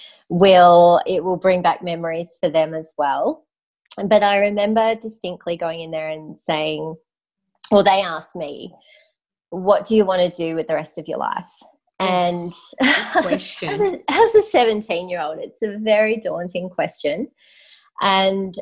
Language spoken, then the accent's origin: English; Mount Gambier, South Australia, Australia; also born or lived in Penola, South Australia; I grew up in South Australia